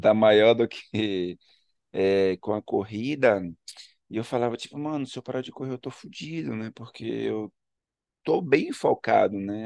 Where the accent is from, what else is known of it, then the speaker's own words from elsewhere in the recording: Ilhéus, Bahia, Brazil; also born or lived in Salvador; Eu sou baiano, eu sou de Ilhéus, do sul da Bahia, mas eu morei nove anos em Salvador